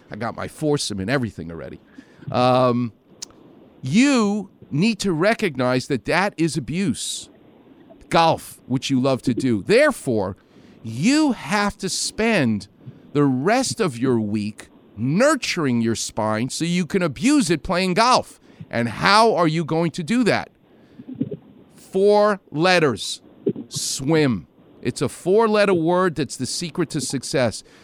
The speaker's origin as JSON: {"language": "English", "region": "New York", "country": "United States", "said": "I'm from New York."}